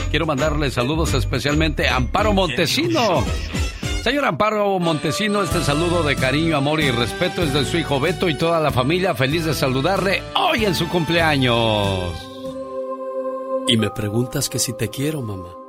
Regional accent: Oaxaca, Mexico; moved away; Porque un día salí de Oaxaca, pero Oaxaca nunca salió de mí.

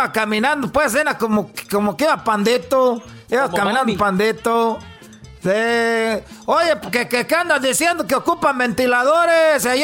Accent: Michoacán, Mexico; por lo menos en la familia mexicana somos 20 y más somos de Michoacán.

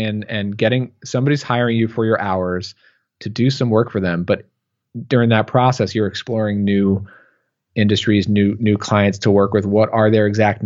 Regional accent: Long Island, New York, United States; accent: Long Island; I get the New York accent, the Long Island accent there

